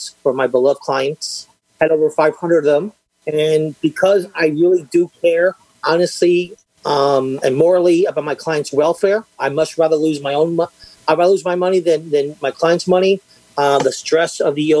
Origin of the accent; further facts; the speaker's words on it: New York, United States; I'm from New York